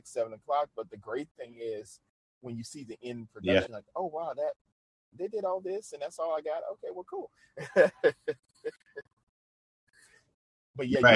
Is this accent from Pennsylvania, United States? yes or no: no; New Orleans, Louisiana, United States; now in Shreveport, United States; I'm originally from New Orleans